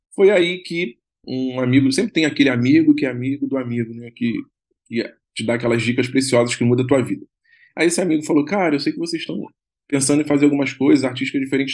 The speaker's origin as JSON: {"language": "Portuguese", "region": "Rio de Janeiro", "country": "Brazil", "said": "eu sou do Rio"}